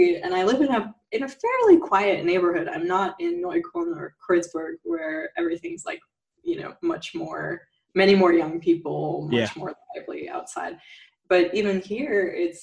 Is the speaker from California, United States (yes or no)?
yes; near Palm Springs, Southern California, United States; now in Berlin, Germany; I grew up in the U.S. in like near Palm Springs